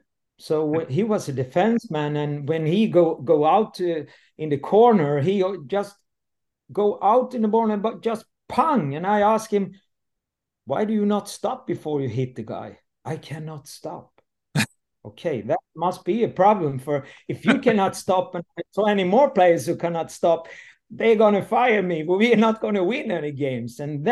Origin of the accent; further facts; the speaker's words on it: Landsbro, Jönköping County, Sweden; English is a second language; My background is I'm coming from the South Sweden, from Småland. And today I'm 59 and I leave very early. The village I come from, Landsbro, and that is a hockey town, like Leksand, or it's a small town.